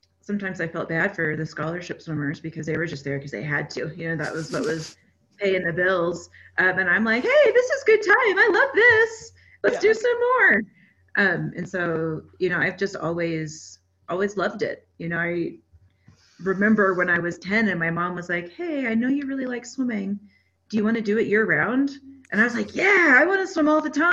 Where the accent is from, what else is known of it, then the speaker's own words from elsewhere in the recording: Texas, United States; now in Colorado, United States; I grew up in Texas